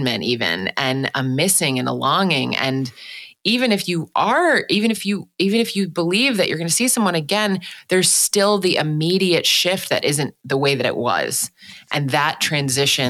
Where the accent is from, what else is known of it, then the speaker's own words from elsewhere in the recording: Milwaukee, Wisconsin, United States; also born or lived in Washington, D.C.; I was born in Washington, D.C., but then grew up for most of my childhood in Milwaukee, Wisconsin